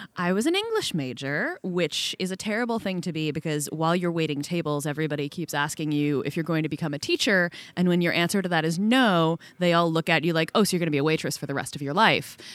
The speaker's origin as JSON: {"language": "English", "area": "outside of Boston", "region": "Massachusetts", "country": "United States", "tie": "born or raised there", "said": "I grew up outside of Boston"}